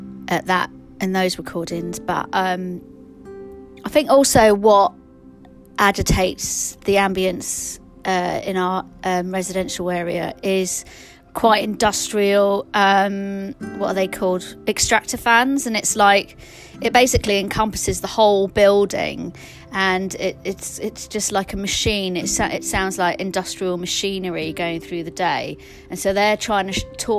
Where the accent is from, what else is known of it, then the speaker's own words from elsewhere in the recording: Hyderabad, Telangana, India; I'm not Tamil, I'm from Hyderabad. We're Andhra Pradesh, we're Telanganas